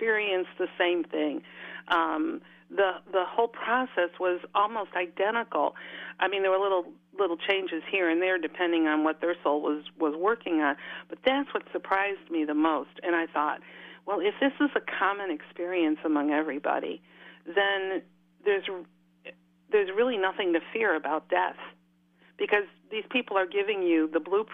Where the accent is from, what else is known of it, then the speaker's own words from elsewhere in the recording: Chicago, Illinois, United States; moved away as an adult; also born or lived in Virginia; now in Charlottesville, United States; was born and raised in Chicago